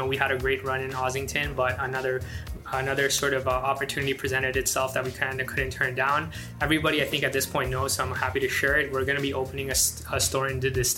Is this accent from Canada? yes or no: no; Afghanistan; moved away; I'm from Afghanistan